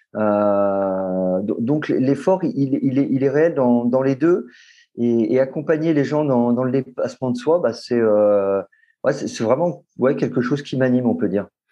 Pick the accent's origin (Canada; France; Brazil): France; Lyon, Auvergne-Rhône-Alpes; moved away as an adult; now in Paris, France; je suis né à Lyon et j'ai grandi euh, à Lyon jusqu'à mes. J'avais presque, je pense, j'avais presque 25